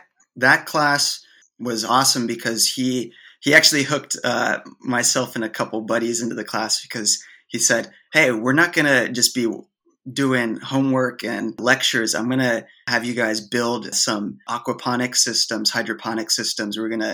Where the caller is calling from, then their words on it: Oiso, Kanagawa, Japan; I'm talking here from Japan right now, from Oiso, Japan. And I'm at my grandparents' place.